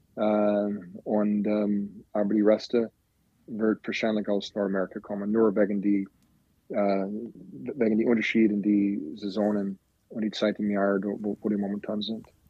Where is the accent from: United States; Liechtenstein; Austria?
United States; Green Bay, Wisconsin; German is a second language; moved away; also born or lived in Florida; Ich komme aus Green Bay, Wisconsin